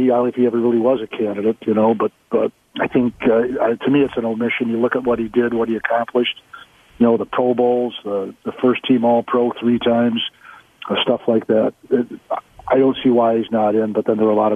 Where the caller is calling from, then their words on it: Canton, Michigan, United States; I'm seven miles from the Mich- from Detroit suburb of Canton, Michigan